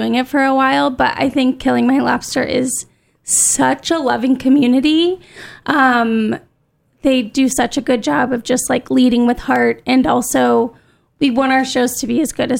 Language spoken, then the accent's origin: English; Southern California, United States; I'm from Southern California